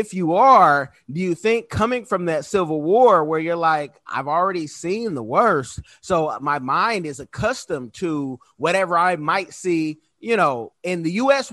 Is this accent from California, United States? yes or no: yes; Oakland, California, United States; I'm from Oconda.